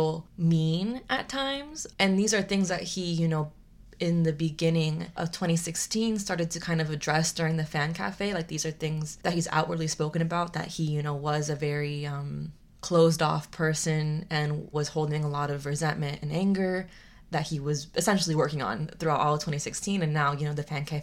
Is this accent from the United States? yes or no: yes; United States; we're coming from America and we're coming from our, you know, Latinx